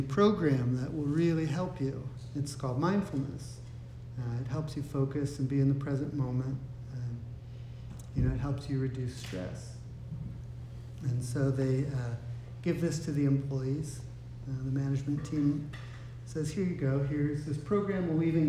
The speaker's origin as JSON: {"language": "English", "country": "United States", "said": "being an American living in this society"}